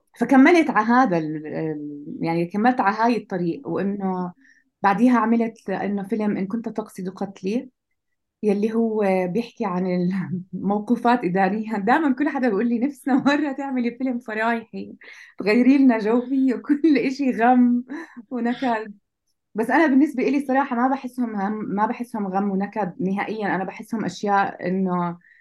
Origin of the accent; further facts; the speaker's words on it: Jordan; عندنا بالاردن